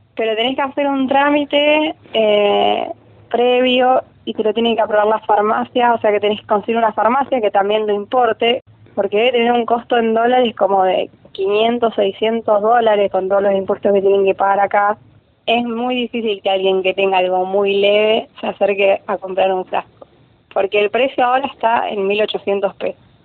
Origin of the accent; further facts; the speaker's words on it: Rosario, Santa Fe, Argentina; soy de Rosario, tengo 25 años